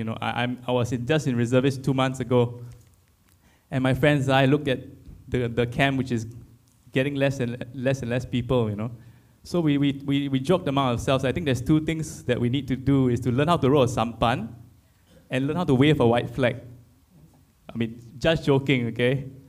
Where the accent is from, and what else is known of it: Singapore